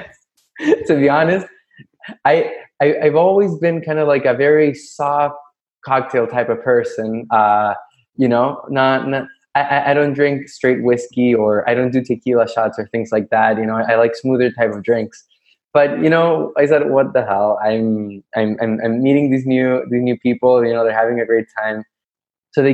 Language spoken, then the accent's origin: English; Santiago, Santiago Metropolitan Region, Chile; moved away as an adult; also born or lived in New York City; now in Florida, United States; I'm from Chile, by the way, from Santiago.